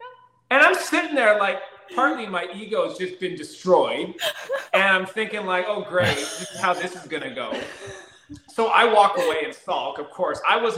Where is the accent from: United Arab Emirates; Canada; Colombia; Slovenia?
Canada; In all fairness, I'm Canadian too, right?